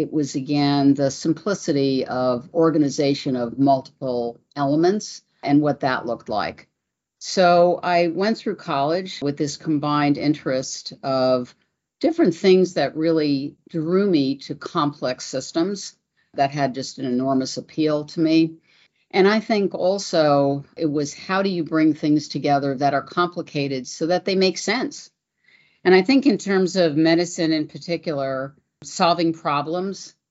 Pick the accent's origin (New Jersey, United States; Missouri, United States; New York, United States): New York, United States; I'm originally from New York.